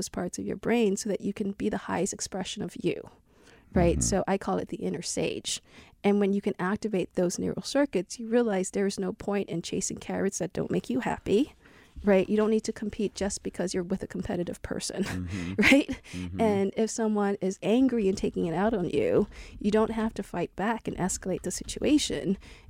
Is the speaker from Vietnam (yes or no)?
yes; Ho Chi Minh City, Vietnam; born there; in my place where I was born in Vietnam, in Saigon.